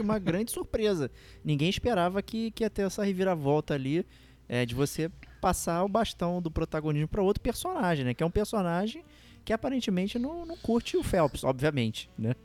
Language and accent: Portuguese; Brazil; A gente, como brasileiro